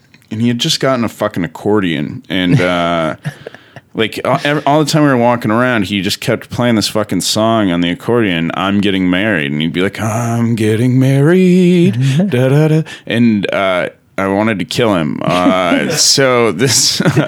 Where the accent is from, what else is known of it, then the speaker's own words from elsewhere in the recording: South Dakota, United States; moved away; a place in my hometown called Burger Time.